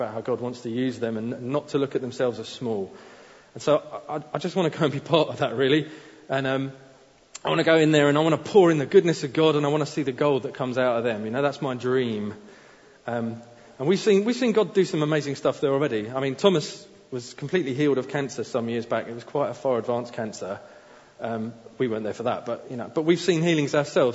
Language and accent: English; Faroe Islands; I'm from the Faroe Islands